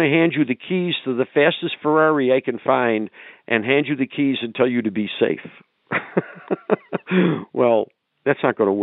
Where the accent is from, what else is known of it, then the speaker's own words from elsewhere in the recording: New York, United States; I grew up in New York State. And when I was a kid growing up in New York State